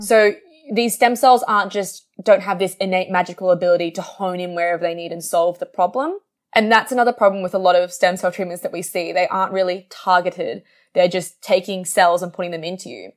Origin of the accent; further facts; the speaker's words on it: Australia; I'm Australian